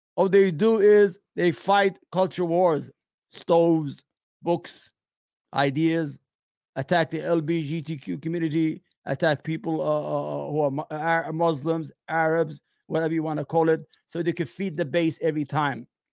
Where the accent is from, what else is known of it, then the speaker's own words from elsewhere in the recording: New York, United States; I'm from New York.